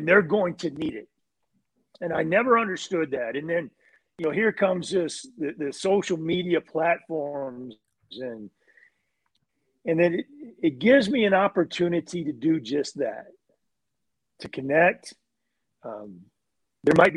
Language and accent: English; Texas, United States; Growing up in Texas